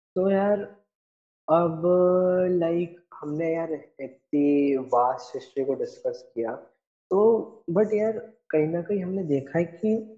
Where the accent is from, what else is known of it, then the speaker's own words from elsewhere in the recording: Indore, Madhya Pradesh, India; हमारा शहर है इंदौर होलकर्स हम्म। के लिए जाना जाता है